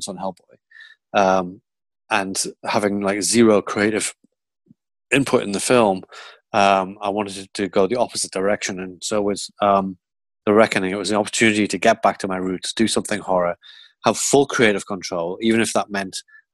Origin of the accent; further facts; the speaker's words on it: Geordie, North East England, United Kingdom; accent: Geordie; you're a Geordie. And I'm Geordie